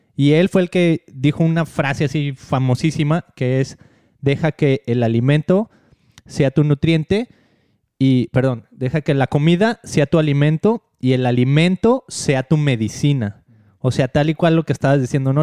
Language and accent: Spanish; Mexico; moved away; cuando crecí en México